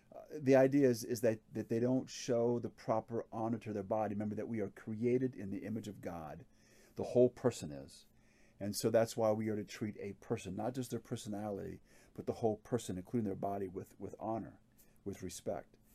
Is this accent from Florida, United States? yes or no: no; Hawaii, United States; I grew up in Hawaii